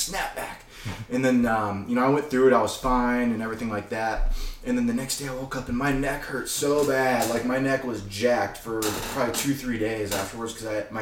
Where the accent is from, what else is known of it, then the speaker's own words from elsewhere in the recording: Texas, United States; I'm from Texas